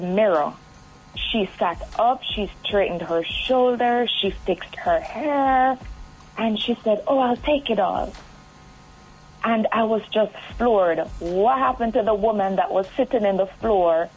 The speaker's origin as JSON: {"language": "English", "town": "Point Hill", "region": "Saint Catherine", "country": "Jamaica", "tie": "born or raised there", "said": "I'm from Point Hill, St. Catherine. Went to St. Catherine High School"}